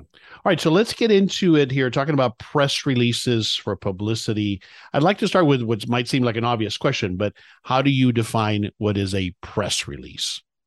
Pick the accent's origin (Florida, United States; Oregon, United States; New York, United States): Florida, United States; South; moved away; also born or lived in Dallas area, Texas; I grew up in South Florida